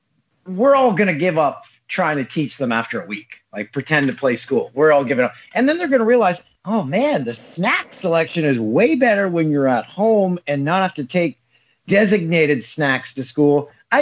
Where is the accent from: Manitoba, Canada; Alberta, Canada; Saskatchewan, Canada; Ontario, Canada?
Ontario, Canada; Peterborough; like I was in my hometown of Peterborough, my cousin runs a restaurant there called The Pin.